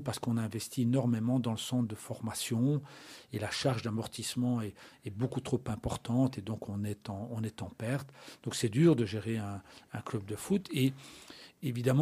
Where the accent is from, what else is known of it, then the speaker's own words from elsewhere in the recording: La Louvière, Wallonia, Belgium; j'habite à la Louvière, je suis né à la Louvière, j'ai commencé ma carrière à la Louvière.